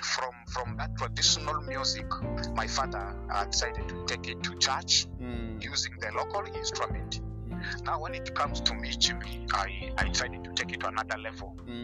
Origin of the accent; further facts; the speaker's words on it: Ivo, West Nile, Uganda; I don't come from Vora. I come from Ivo.